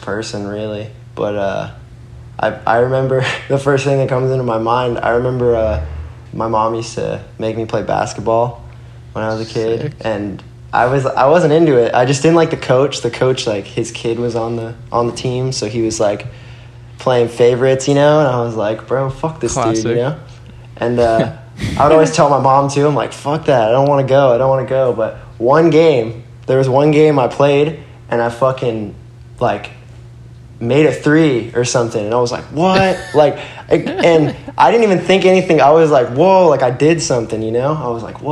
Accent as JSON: {"language": "English", "region": "Florida", "country": "United States", "tie": "born or raised there", "also_born_or_lived": "Brooklyn, New York", "said": "I was born in Brooklyn, New York, and I moved to Florida when I was like three."}